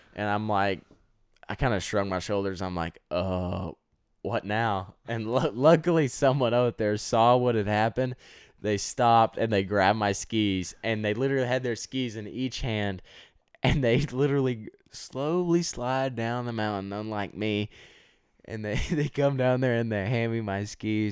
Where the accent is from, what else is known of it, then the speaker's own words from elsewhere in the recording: Texas, United States; I'm from Texas